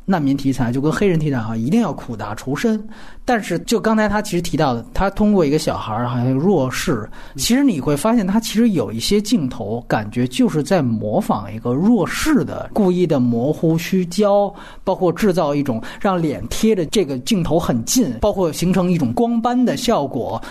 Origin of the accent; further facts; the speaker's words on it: China; 我作为一个中国人